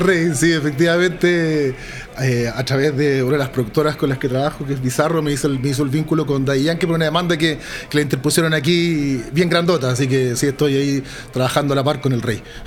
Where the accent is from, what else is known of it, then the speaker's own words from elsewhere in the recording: Chile; somos chilenos